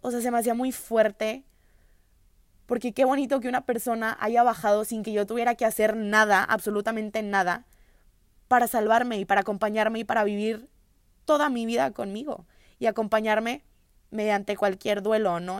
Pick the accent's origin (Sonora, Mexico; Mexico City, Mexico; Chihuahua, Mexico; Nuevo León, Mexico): Nuevo León, Mexico; Monterrey; Soy de Monterrey, tengo 20 años